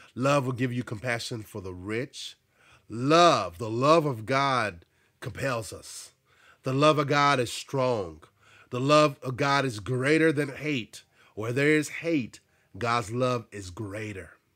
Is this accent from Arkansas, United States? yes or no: yes; Arkansas, United States; moved away; also born or lived in New Jersey; I grew up in Arkansas and I experienced racism